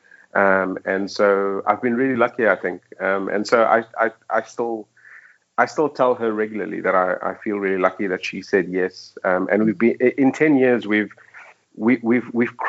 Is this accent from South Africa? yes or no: yes; Cape Town, Western Cape, South Africa; moved away as an adult; also born or lived in Johannesburg, South Africa; now in Dubai, United Arab Emirates; we're both from Cape Town.